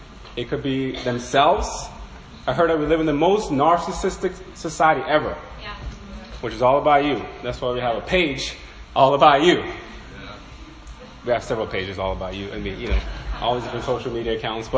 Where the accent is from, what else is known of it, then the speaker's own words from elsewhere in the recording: Norway; I'm from Norway